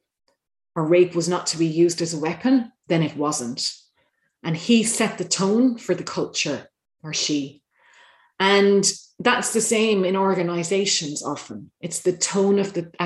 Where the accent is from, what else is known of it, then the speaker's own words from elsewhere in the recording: Ireland; As an Irish person overseas